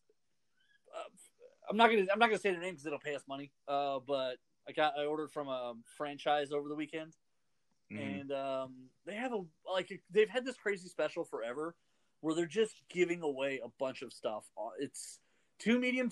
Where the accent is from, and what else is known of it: United States